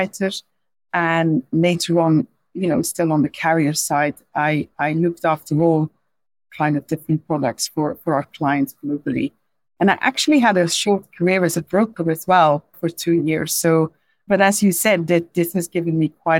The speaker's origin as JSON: {"language": "English", "country": "Belgium", "tie": "born or raised there", "second_language": "English", "moved": "as an adult", "lives_now": "London, United Kingdom", "said": "So as you could probably hear from my accent, I'm not a native English speaker. I was actually born in Belgium"}